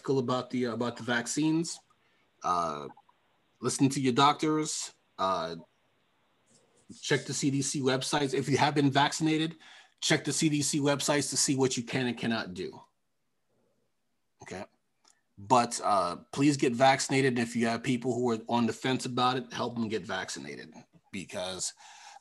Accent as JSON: {"language": "English", "region": "New York", "country": "United States", "tie": "born or raised there", "said": "growing up in New York"}